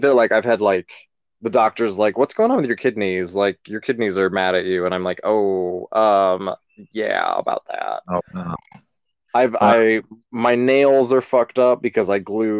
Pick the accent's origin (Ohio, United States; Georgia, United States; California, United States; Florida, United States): Ohio, United States; a little tiny town west of Cleveland; moved away as an adult; now in New York, United States; I'm from a little tiny town, a little bit west of Cleveland, Ohio, but it was very rural when I was growing up